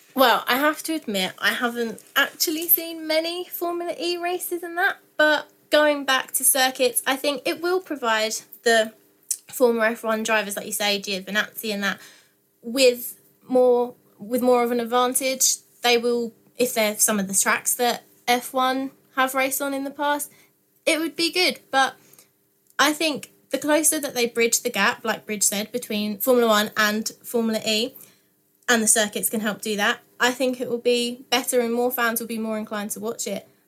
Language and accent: English; Essex, East of England, United Kingdom; I'm from Essex